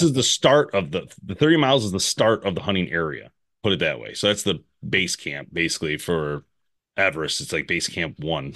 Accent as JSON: {"language": "English", "country": "United States", "said": "I'm American"}